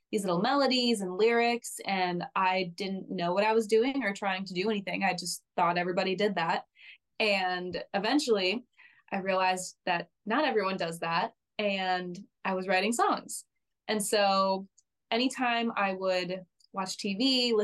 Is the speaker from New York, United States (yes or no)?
yes; East Rochester, New York, United States; now in Nashville, United States; I actually grew up in a really, really tiny town within Rochester called East Rochester